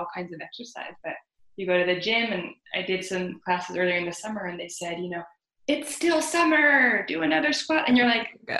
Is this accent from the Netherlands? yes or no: yes; Netherlands; moved away; I grew up in the Netherlands